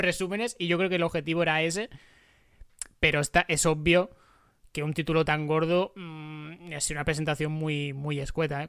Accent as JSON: {"language": "Spanish", "country": "Spain", "said": "como, como españoles"}